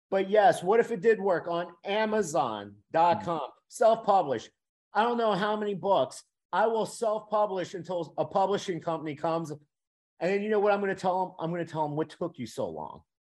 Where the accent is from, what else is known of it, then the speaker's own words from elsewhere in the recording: Miami, Florida, United States; moved away as an adult; also born or lived in Louisiana; I'm from Miami, out of state tuition